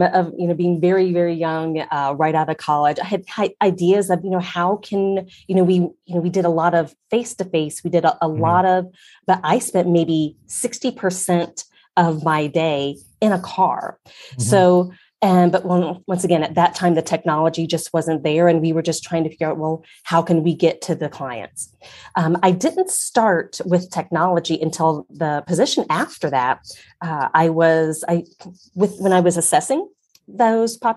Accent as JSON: {"language": "English", "region": "Ohio", "country": "United States", "tie": "born or raised there", "said": "I grew up in Ohio"}